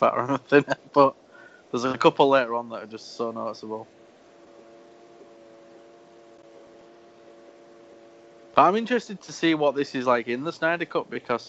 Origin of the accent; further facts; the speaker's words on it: United Kingdom; As a Brit